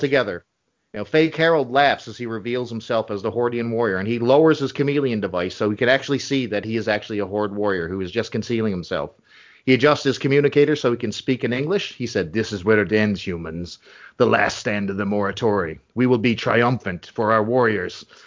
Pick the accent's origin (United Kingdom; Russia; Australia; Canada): Canada; speaking as a Canadian